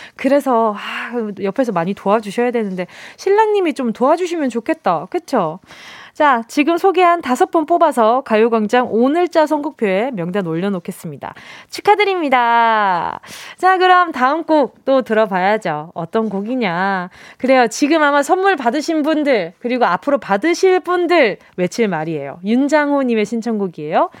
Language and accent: Korean; Busan, South Korea; 저도 저 완전 경상도